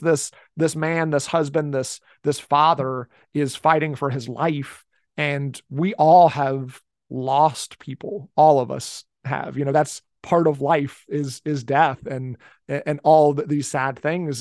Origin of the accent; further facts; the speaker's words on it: Cincinnati, Ohio, United States; also born or lived in northern Kentucky; I'm from the Cincinnati area. I've lived in this area my entire life